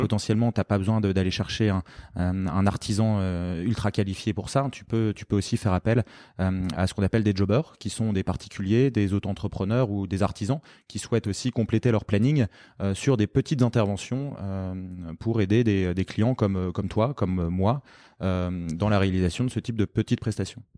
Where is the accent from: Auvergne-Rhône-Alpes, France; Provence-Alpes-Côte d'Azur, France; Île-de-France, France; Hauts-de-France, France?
Hauts-de-France, France; Lille; moved away as an adult; also born or lived in London; je suis lillois d'origine